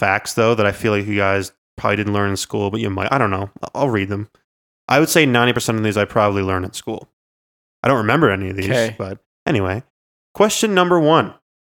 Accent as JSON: {"language": "English", "country": "Canada", "said": "I'm from Canada."}